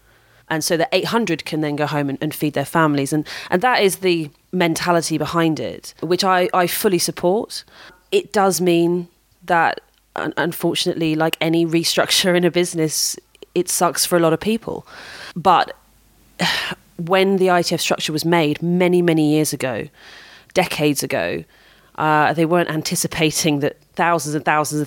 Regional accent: United Kingdom; I'm British

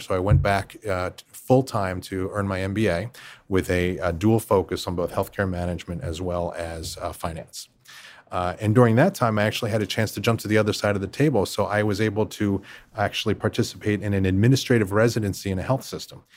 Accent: Philadelphia area, Pennsylvania, United States; I grew up just outside the Philadelphia area

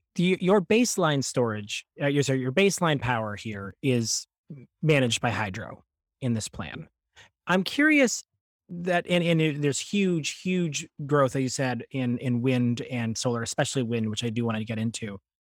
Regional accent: Ontario, Canada; I grew up in Ontario during sort of this time of the Green Energy Act

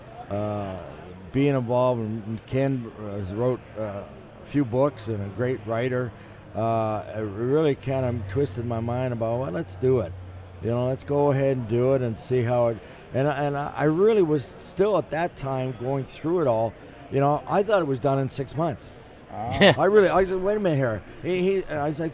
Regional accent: Toronto, Ontario, Canada; growing up in Toronto

